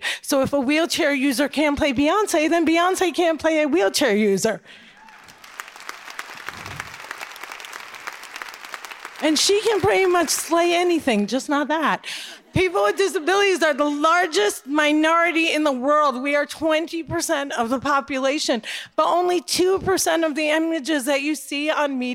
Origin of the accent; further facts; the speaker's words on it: Cliffside Park, New Jersey, United States; also born or lived in Jerusalem; I grew up in Cliffside Park, New Jersey